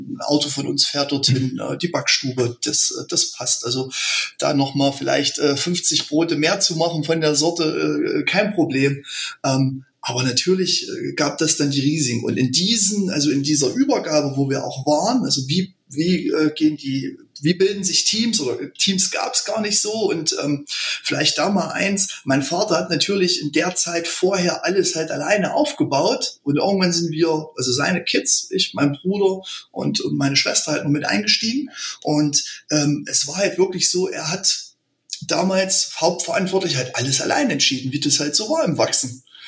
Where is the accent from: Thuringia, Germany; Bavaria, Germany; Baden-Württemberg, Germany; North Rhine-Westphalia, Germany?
Thuringia, Germany; Frömmstedt; Wir sind ähm, aus Frömmstedt, ein kleiner Ort in Thüringen und sind mittlerweile in der dritten Generation